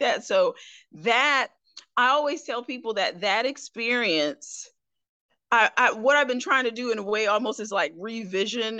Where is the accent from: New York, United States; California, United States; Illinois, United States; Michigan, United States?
New York, United States; Albany; moved away as an adult; also born or lived in Hattiesburg, Mississippi; I was raised from about the age of 5. We went from downstate, which is your whole New York City area, to upstate. So I was raised in Albany, the capital, and that area